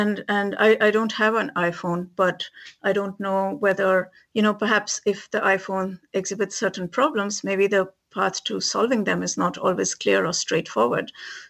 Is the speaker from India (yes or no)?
yes; India; Never experienced that growing up in India, going to college, none of that.